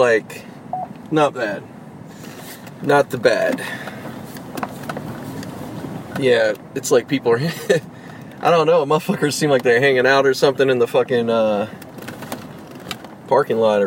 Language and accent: English; Pittsburgh, Pennsylvania, United States; moved away; I grew up in Pittsburgh